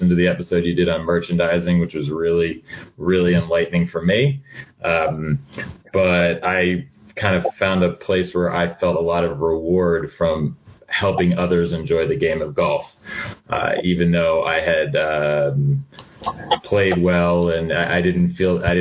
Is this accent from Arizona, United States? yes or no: no; northern New Jersey, United States; I grew up in New Jersey, northern New Jersey, actually about 10 or 12 miles west of Manhattan